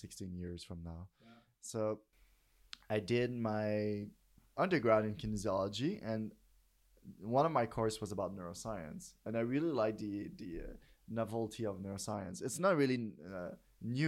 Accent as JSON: {"language": "English", "region": "Quebec", "country": "Canada", "also_born_or_lived": "New York", "second_language": "English", "said": "I started in the Cégep in Saint-Lambert. In an English college, which I didn't speak English at all at first"}